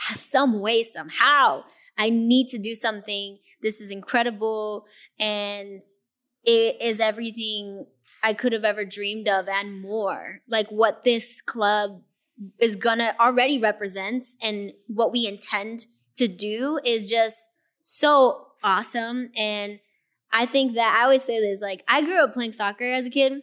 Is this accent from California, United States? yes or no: yes; Inglewood, California, United States; also born or lived in Hawthorne; growing up in Inglewood and knowing the struggle